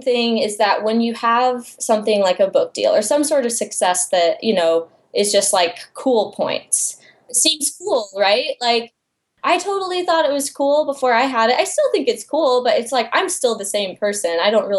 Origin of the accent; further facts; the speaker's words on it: Iowa, United States; moved away as an adult; now in Texas, United States; I grew up in Iowa in a very small town, and I was always the artsy kid.